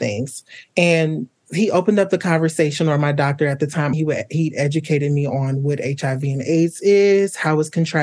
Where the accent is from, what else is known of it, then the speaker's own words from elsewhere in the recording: Atlanta, Georgia, United States; now in Chicago, United States; I'm originally from Atlanta, Georgia, but I currently live in Chicago, Illinois.